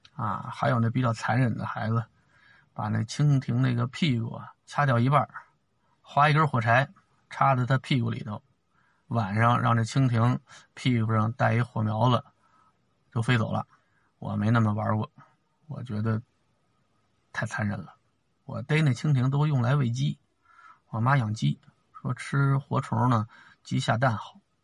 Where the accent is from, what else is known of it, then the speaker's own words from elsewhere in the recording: Beijing, China; 我们北京人几百年都是下那天光膀子这么过来的